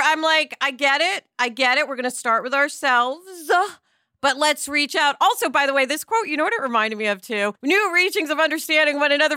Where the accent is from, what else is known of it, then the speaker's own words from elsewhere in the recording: New York, United States; I'm from New York